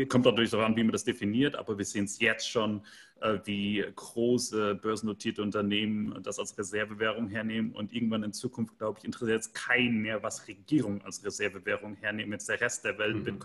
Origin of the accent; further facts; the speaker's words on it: Central Germany, Germany; in dem Dorf, in, in dem ich geboren bin, wo ich herkomme, also so ein 500 Einwohner Dorf in der Mitte von Deutschland, kennt kein Mensch